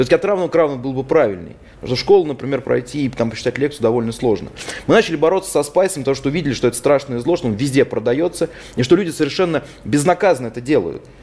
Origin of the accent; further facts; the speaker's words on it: Penza, Penza Oblast, Russia; Даже вот в моем родном городе в Пензе было несколько ларьков со спайсами.